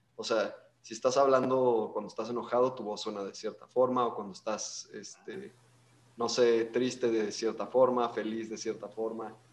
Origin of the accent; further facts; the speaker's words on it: León, Guanajuato, Mexico; somos una banda de León, este, Guanajuato